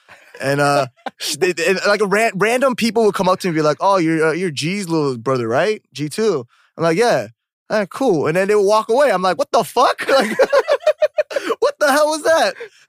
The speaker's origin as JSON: {"language": "English", "town": "Dallas", "region": "Texas", "country": "United States", "tie": "born or raised there", "also_born_or_lived": "Korea", "moved": "as an adult", "lives_now": "South Korea", "said": "Yeah. I'm from Dallas."}